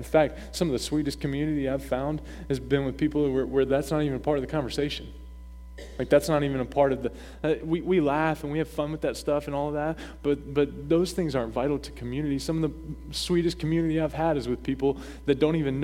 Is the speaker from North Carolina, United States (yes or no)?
yes; North Carolina, United States; moved away as an adult; now in Maine, United States; growing up in the South, North Kakalaki, okay, where we're baptized in sweet tea